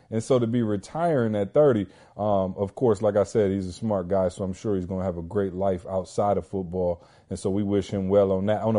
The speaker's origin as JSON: {"language": "English", "town": "Lansing", "region": "Michigan", "country": "United States", "tie": "born or raised there", "said": "Magic being from my hometown, Lansing, and playing at Michigan State and winning the national title."}